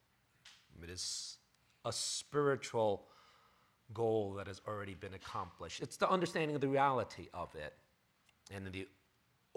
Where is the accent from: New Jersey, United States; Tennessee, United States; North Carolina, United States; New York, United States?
New York, United States; New York City; moved away as an adult; now in Bay Area, United States; 21 years I've lived in New York City, born and raised New Yorker